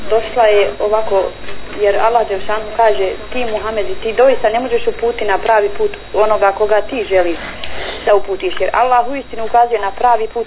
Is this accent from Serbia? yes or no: no; Bosnia & Herzegovina; also born or lived in Sarajevo; kod nas u Bosni